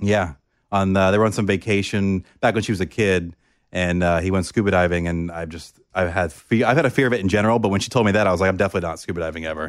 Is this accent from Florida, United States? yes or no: yes; Oviedo, Florida, United States; moved away as an adult; I grew up in Orlando, Florida, a small town called Oviedo